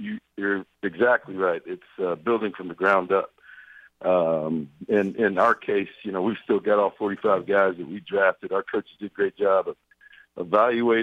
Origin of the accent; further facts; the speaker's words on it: Brewton, Alabama, United States; moved away; also born or lived in Texas; I was born in Bruton